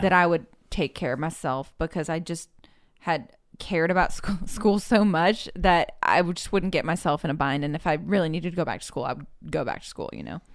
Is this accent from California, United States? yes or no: yes; Orinda, California, United States; I'm from, uh, the Bay Area in California, a small town called Orinda